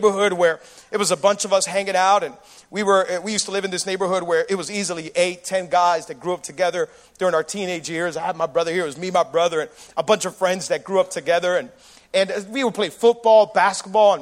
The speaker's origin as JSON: {"language": "English", "town": "Miami", "region": "Florida", "country": "United States", "said": "Miami people, we throw hurricane parties"}